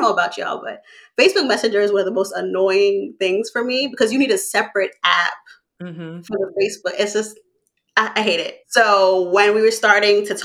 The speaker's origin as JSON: {"language": "English", "town": "New York City", "region": "New York", "country": "United States", "said": "I am from Queens, New York. Shout out to Queens, a queen from Queens."}